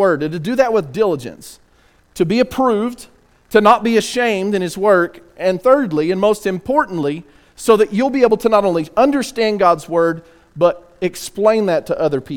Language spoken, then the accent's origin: English; West Texas, United States; I'm from West Texas too